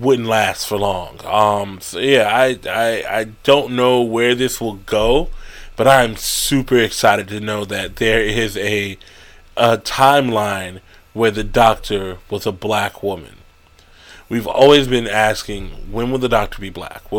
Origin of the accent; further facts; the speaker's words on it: United States; I'm African American